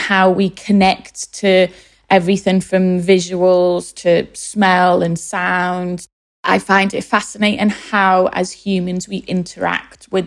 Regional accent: Liverpool, North West England, United Kingdom; now in London, United Kingdom; Growing up in West Everton, which is a low-income area of Liverpool

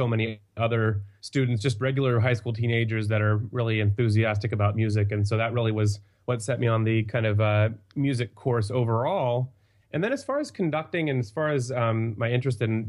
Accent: Dallas, Texas, United States; I'm originally from Dallas

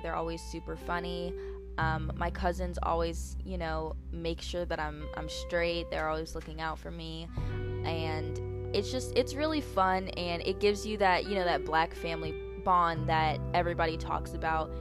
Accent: Charlotte, North Carolina, United States; I was born in the University Hospital in Charlotte

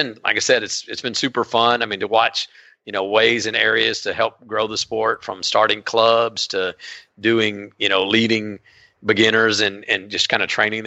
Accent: College Station, Texas, United States; I'm from College Station, Texas, Texas A&M.

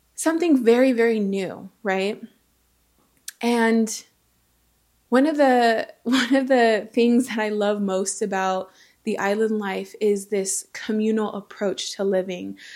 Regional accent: Southern California, United States; also born or lived in American Samoa; He and I grew up in Southern California together, same household, same family

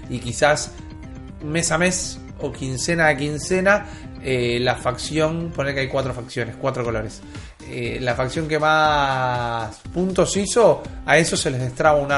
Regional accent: Argentina; Somos argentinos, nos pueden encontrar en YouTube, en iBooks, en Spotify.

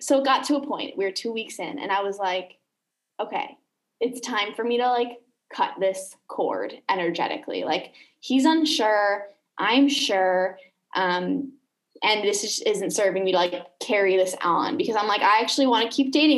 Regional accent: Chicago, Illinois, United States; moved away as an adult; also born or lived in Los Angeles; now in Canggu, Indonesia; I am from Chicago originally, from the US, lived in LA and Chicago.

